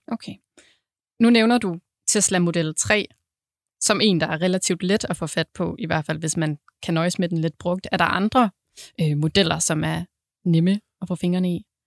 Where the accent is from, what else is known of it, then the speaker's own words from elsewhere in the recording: Southern Jutland, Southern Denmark, Denmark; nu jeg er sønderjyde